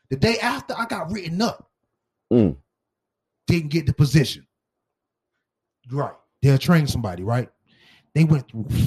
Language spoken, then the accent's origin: English; Miami, Florida, United States; I'm from Miami Dade County.